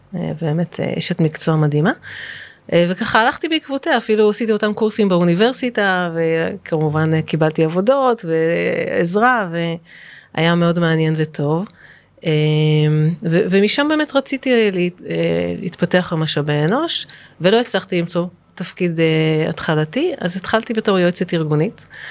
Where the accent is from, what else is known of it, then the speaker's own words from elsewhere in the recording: Israel; אני קיבוצניקית באיזשהו מקום